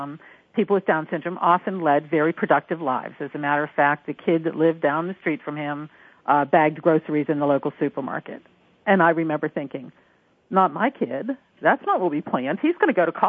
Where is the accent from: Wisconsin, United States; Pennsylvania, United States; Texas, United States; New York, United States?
Pennsylvania, United States; Beaver; I was born and raised in Beaver, which is your classic small western PA town. I still live there